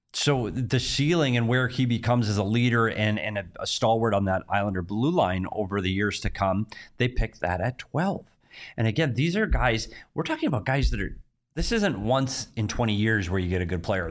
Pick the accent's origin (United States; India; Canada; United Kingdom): United States; Minnesota; moved away; my home state, Minnesota